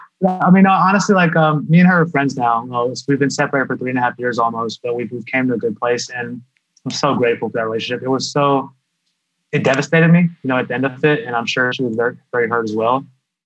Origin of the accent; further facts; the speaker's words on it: India; now in United States; the fact that I'm Indian and selling an Indian product